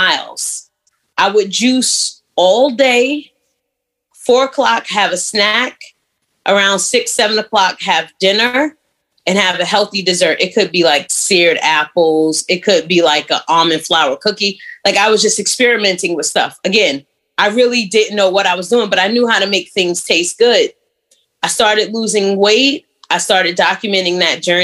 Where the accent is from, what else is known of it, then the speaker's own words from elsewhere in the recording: New York City, New York, United States; moved away as an adult; also born or lived in Virginia / Atlanta; Born and raised in Brooklyn